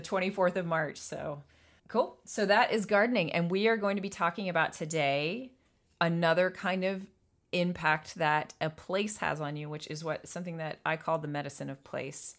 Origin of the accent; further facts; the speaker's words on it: Atlanta, Georgia, United States; moved away; I was born in Atlanta. I was raised in Atlanta.